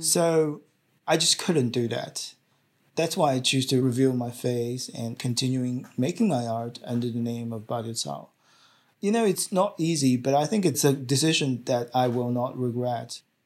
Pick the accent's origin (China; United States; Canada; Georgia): China; Shanghai; now in Australia; in China, in Shanghai, at my hometown